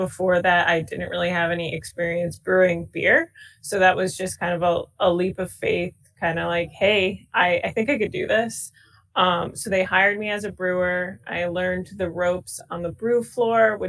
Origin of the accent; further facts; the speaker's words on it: Stratford, Connecticut, United States; also born or lived in Guilford, Connecticut; I was actually born and raised in Stratford, Connecticut